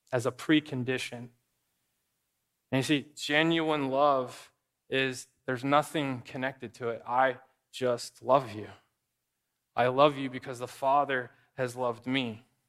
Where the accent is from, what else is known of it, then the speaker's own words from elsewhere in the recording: Arizona, United States; moved away; I grew up in Arizona